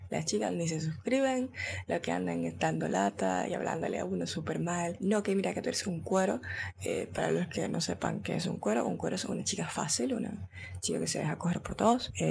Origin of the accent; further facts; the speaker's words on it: Dominican Republic; Dios mío, estoy hablando como mexicana y soy dominicana, qué puta.